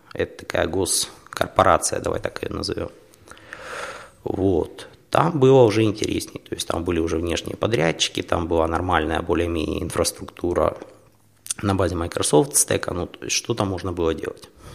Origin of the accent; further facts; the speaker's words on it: Horlivka, Donetsk Oblast, Ukraine; moved away as an adult; also born or lived in Kharkiv; now in Poland; сам я из Горовки